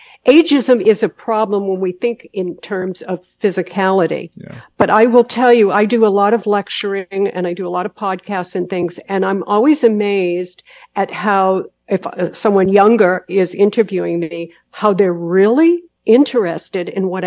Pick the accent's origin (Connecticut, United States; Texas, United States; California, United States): California, United States; Los Angeles; I come from Hollywood, body beautiful in Los Angeles.